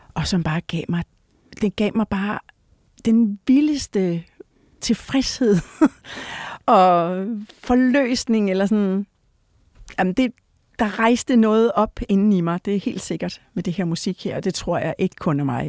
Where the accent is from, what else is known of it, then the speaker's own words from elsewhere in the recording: Odense, Southern Denmark, Denmark; also born or lived in Rødovre; vi flyttede til, til Fyn, som et, da jeg var et år, og så, ja, så har vi boet forskellige steder i Odense og omegn